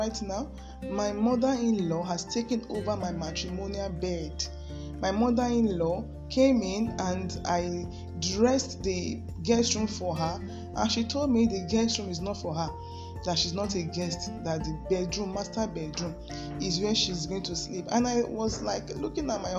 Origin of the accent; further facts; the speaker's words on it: Lagos, Nigeria; I was born in Lagos State, I grew up there, and I went to primary, secondary school there